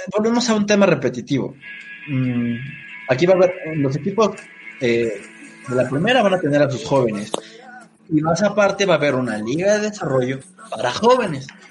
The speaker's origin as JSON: {"language": "Spanish", "country": "Mexico"}